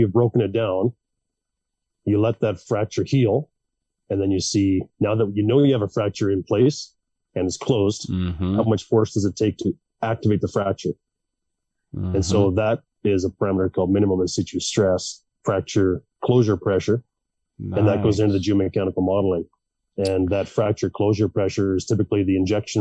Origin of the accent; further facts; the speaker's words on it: Melfort, Saskatchewan, Canada; moved away; also born or lived in Calgary; my hometown in Melfort, Saskatchewan